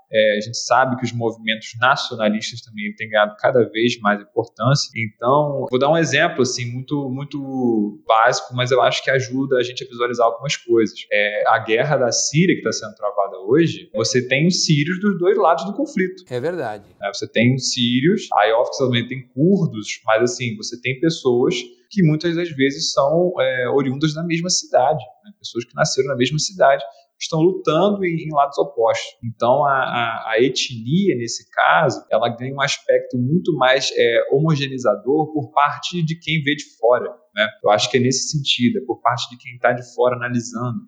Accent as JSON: {"language": "Portuguese", "country": "Brazil", "said": "nós aqui, né, como brasileiros"}